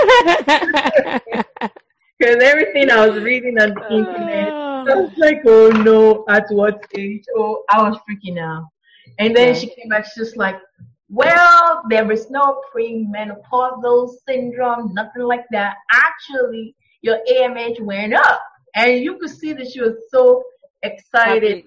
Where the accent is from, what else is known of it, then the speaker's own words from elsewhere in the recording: Nigeria; now in United States; I'm from Nigeria. We eat Nigerian food